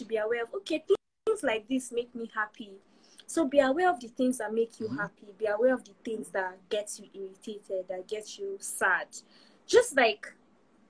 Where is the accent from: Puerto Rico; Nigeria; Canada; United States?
Nigeria; moved away as an adult; also born or lived in United Kingdom; last year was the first time I moved away from Nigeria. I was in the UK all by myself for a whole year